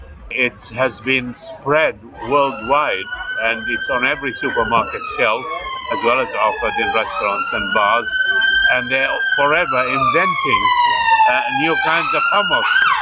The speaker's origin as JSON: {"language": "English", "town": "Baghdad", "region": "Baghdad Governorate", "country": "Iraq", "tie": "born or raised there", "moved": "yes", "said": "I grew up in Baghdad, and I remember as a boy in the early 1950s"}